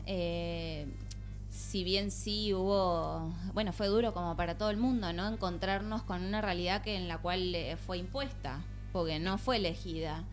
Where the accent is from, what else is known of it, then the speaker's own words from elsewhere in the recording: Río Gallegos, Santa Cruz, Argentina; moved away as an adult; also born or lived in Buenos Aires; now in Barcelona, Spain; yo soy de Río Gallegos, Santa Cruz, pero viví en Buenos Aires